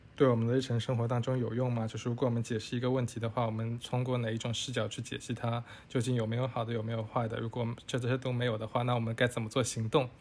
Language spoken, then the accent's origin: Chinese; China; 我们中国人